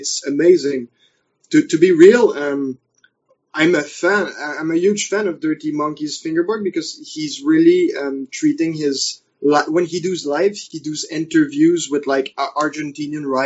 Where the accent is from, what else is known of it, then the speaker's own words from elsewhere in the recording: Canada; accent: French; first language French; English is a second language; I'm basically speaking with my French accent, really pronounced